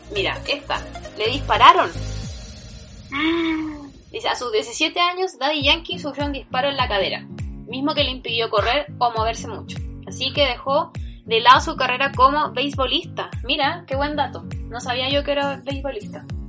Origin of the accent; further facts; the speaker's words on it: Chile; no soy de acá, soy de Chile, un país que nadie conoce